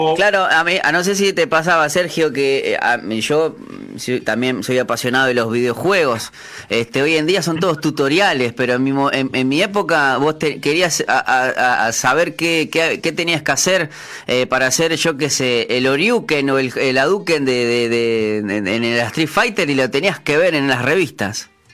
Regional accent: Uruguay

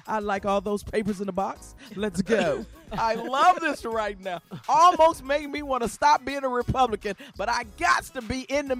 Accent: Chicago, Illinois, United States; Shirley Scriberries and I, you know, we grew up in Chicago

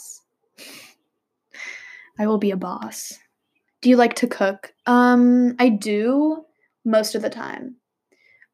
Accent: Bay Area, California, United States; Bay Area, California

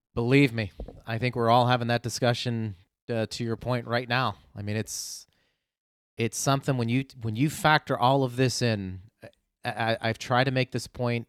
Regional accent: Pittsburgh, Pennsylvania, United States; moved away; I grew up in Pittsburgh

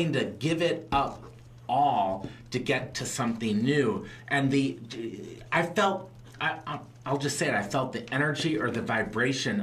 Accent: Chicago, Illinois, United States; now in St. Louis, United States; I was born in Chicago

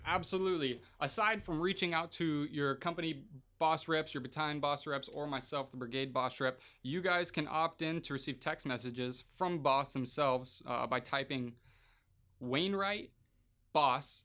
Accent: Arkansas, United States; moved away as an adult; now in Alaska, United States; I'm from from Arkansas, deep deep south Podunk town

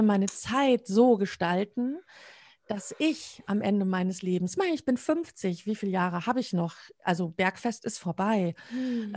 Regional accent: Münsterland, North Rhine-Westphalia, Germany; now in Dortmund, Germany; ich wohne in Dortmund, bin gebürtige Münsterländerin

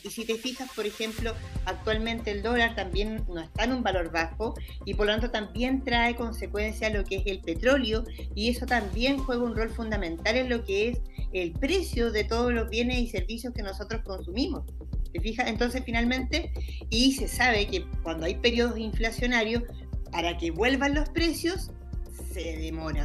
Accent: Chile; como cultura chilena

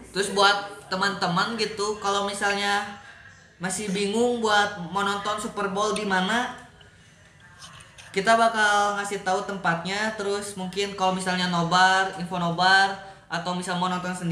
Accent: Bandung, West Java, Indonesia; karena kita orang Bandung ya

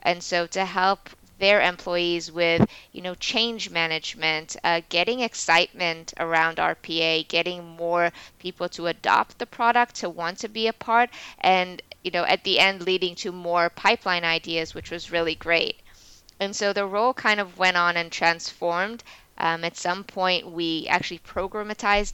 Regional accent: Israel; moved away as an adult; now in New York, United States; We were both born and raised in Israel

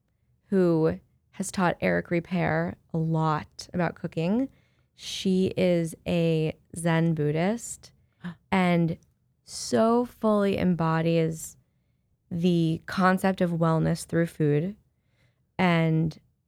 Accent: Ohio, United States; moved away as an adult; now in New York, United States; Well, I'm also from the Midwest. I'm from Ohio.

